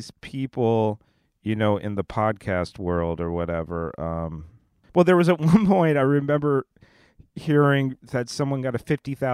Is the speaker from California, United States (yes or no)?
yes; Long Beach, California, United States; my hometown, Long Beach, California